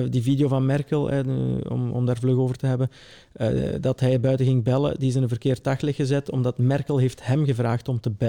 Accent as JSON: {"language": "Dutch", "area": "Belgian Limburg", "region": "Flanders", "country": "Belgium", "tie": "born or raised there", "said": "ben hier opgegroeid"}